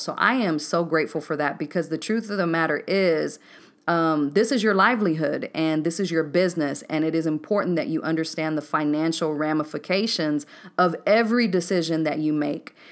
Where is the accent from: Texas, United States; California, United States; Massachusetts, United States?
Texas, United States; Waco; moved away as an adult; also born or lived in Decatur, Georgia; born and raised in Waco, Texas